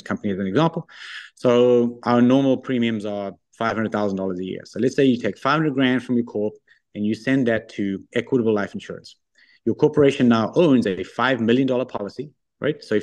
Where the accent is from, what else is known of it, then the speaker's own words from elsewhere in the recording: South Africa; moved away as an adult; also born or lived in Australia / London, United Kingdom / Japan / New York, United States; now in Ontario, Canada; I'm originally South African. So I went to high school in South Africa